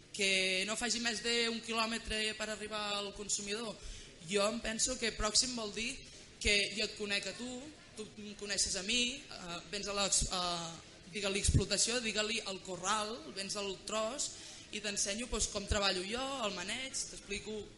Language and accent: Catalan; Catalonia, Spain; les que som de Catalunya